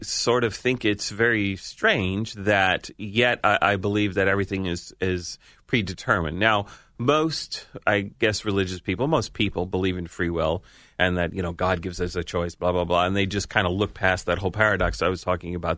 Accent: New York, United States; being a New Yorker

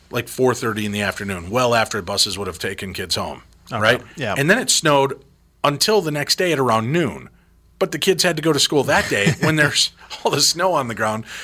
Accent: Illinois, United States; I grew up in Illinois

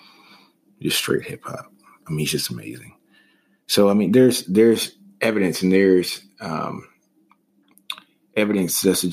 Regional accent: the South, United States; I'm from the South

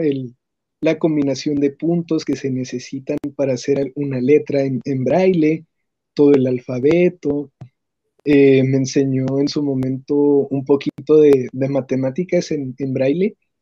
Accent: Ciudad Juárez, Chihuahua, Mexico; soy de Ciudad Juárez, Chihuahua

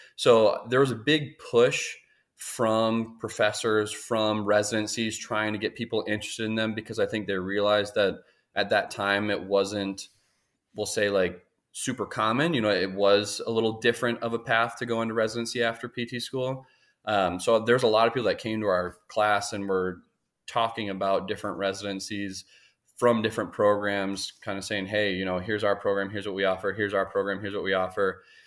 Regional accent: Minneapolis, Minnesota, United States; moved away; I'm originally from Minnesota, Twin Cities area. Um, grew up playing sports

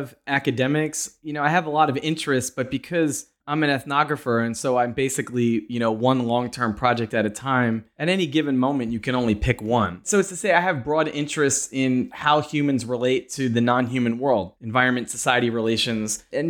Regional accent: Pennsylvania, United States; I'm from Pennsylvania. And so as it picked up there and I started hearing it being referred to as the Saudi Arabia of natural gas, I was very curious and a bit alarmed about what was happening in my home state.

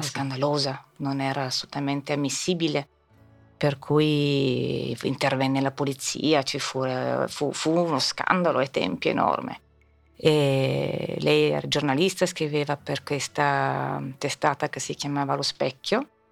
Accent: Rome, Lazio, Italy; now in Milan, Italy; ho fatto a Roma? Ho fatto, avendo la nonna americana, ho fatto la scuola americana

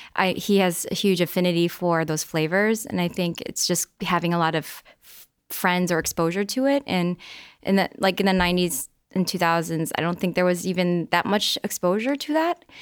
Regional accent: Midwest, United States; I grew up in the Midwest

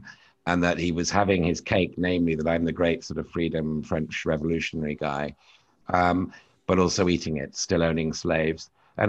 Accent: United Kingdom; now in United States; And as a Brit, it's a very flattering theory of the world, because it says America broke off because Britain was abolitionist. But as somebody living here

